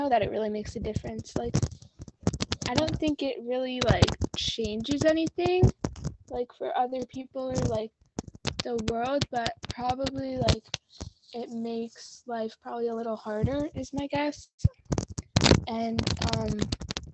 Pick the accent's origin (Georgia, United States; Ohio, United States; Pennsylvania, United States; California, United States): Ohio, United States; Cleveland; I'm from Cleveland.